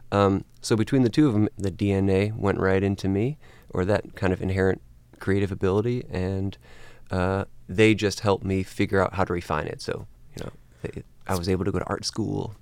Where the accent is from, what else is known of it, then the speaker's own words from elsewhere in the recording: Cleveland, Ohio, United States; moved away as an adult; now in New York, United States; I grew up in Cleveland, Ohio